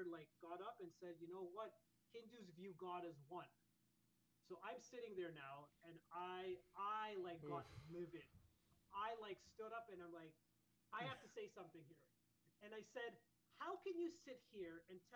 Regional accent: Canada; part of a Mandir atmosphere and growing up in Canada

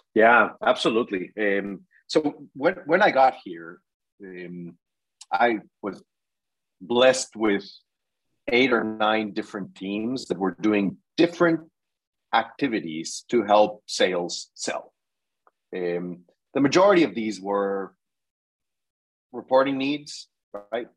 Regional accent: Mexico; moved away as an adult; also born or lived in Mexico City; now in United States; I'm originally from Mexico.

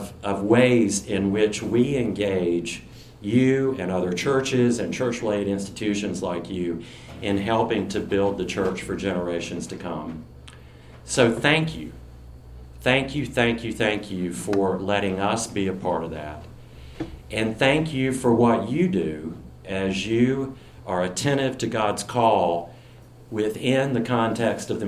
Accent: near Salisbury and Winston-Salem, North Carolina, United States; moved away; my hometown, which is right outside of Salisbury and Winston-Salem, North Carolina

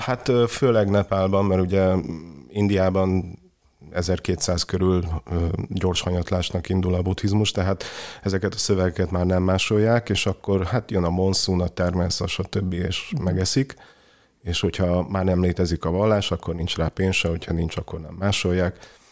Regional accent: Cluj-Napoca, Cluj County, Romania; moved away; én ugye Kolozsváron nőttem fel

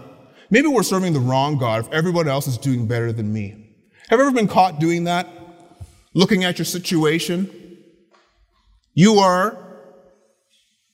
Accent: Ottawa, Ontario, Canada; I grew up in the Ottawa area

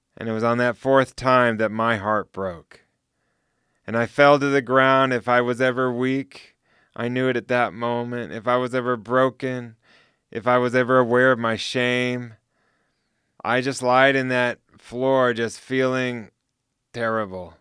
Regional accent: United States; moved away; also born or lived in Switzerland / Central Asia; I'm American Swiss. So I have two citizenships

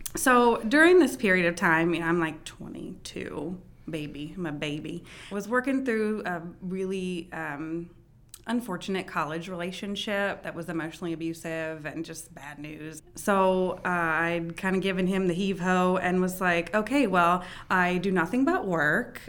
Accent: Frederick, Maryland, United States; I am a Frederick native, uh, born and raised here.

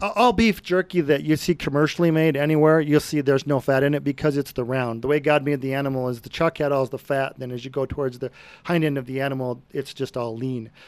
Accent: Brighton, Colorado, United States; I grew up in Brighton on a farm

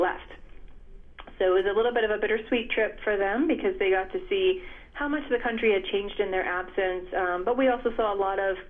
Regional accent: United States; I was born and raised in the States here

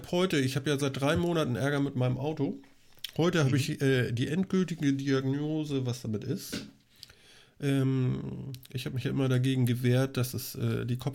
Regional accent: Schleswig-Holstein, Germany; Was wir vielleicht erzählen könnten, wir sind Schleswig-Holsteiner. Speckgürtel Hamburg.

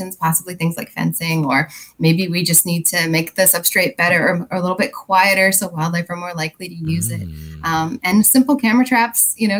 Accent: Wyoming, United States; now in Virginia, United States; I'm actually originally from Wyoming

